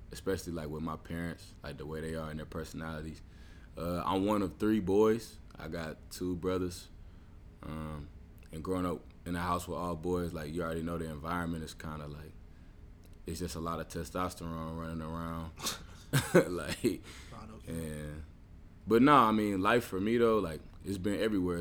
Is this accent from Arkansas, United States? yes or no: yes; Little Rock, Arkansas, United States; I grew up in in Little Rock, Arkansas, uh, for most of my life